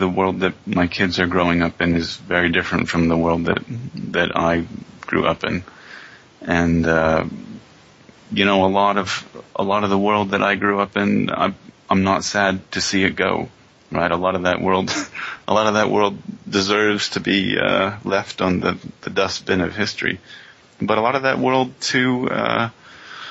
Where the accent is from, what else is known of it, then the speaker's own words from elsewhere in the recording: Pennsylvania, United States; also born or lived in Albuquerque / Utah / Villanova; now in McKinney, Texas, United States; I grew up in Pennsylvania, kind of a small Mormon church experience